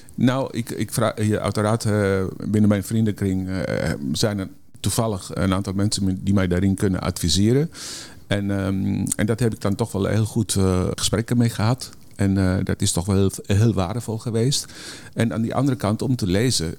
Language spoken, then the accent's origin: Dutch; Netherlands; wij als Nederlanders